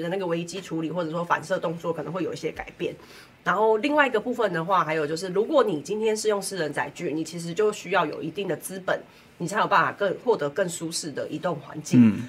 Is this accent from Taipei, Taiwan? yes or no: no; Kaohsiung, Taiwan; 我们高雄人